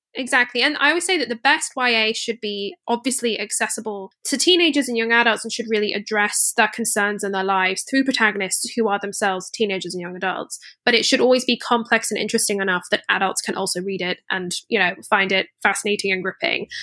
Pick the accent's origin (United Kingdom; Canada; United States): United Kingdom; Scotland; I grew up in Scotland